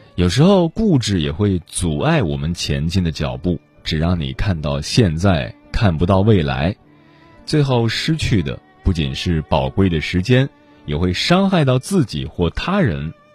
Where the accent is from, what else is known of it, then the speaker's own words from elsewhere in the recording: China; 作为中国人